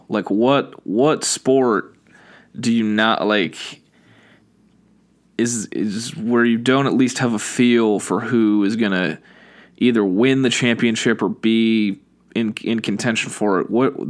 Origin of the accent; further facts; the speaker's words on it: Portland, Oregon, United States; I was born in Portland.